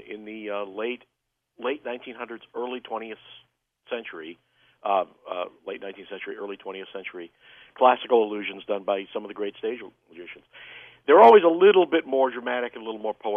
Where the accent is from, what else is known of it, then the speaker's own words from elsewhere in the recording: Chicago, Illinois, United States; I grew up in Chicago